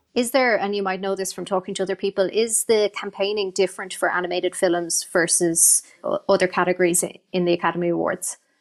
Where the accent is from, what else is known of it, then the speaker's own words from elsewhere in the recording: Ireland; Ireland, our culture, our history